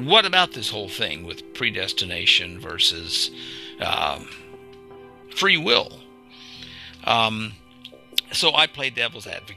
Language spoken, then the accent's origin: English; Arkansas, United States; I grew up in Arkansas